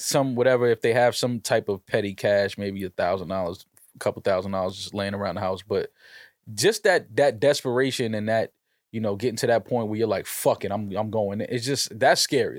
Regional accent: New York City, New York, United States; I'm from New York

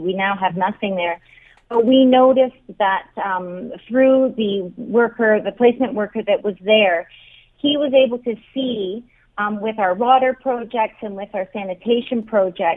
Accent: Canada; moved away; as a Canadian woman here

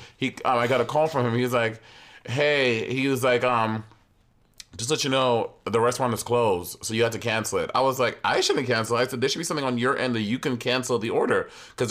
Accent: New York City, New York, United States; In Brooklyn, we used to go to the Pathmark

